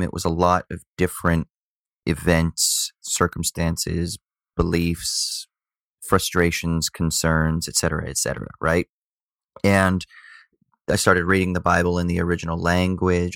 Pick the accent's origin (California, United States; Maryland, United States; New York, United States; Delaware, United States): California, United States; South Orange County; also born or lived in Glendora, California / Garden Grove, California / Newport Beach, California / Laguna, California; Then moved to Newport Beach when I was, uh, around five, something like that, so then South Orange County, so then total yuppie, middle class, uh, yuppie upbringing